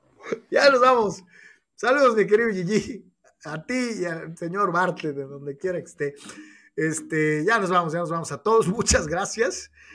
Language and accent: Spanish; Guadalajara, Jalisco, Mexico; soy tapatío